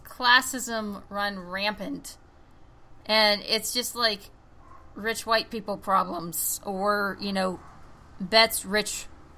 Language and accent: English; the Bible Belt, United States; growing up in the Bible Belt, like, the extreme Bible Belt